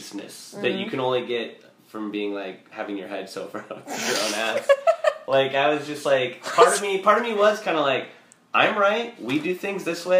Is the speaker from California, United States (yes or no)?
yes; Modesto, California, United States; also born or lived in Pasadena, California; I was raised in Modesto, California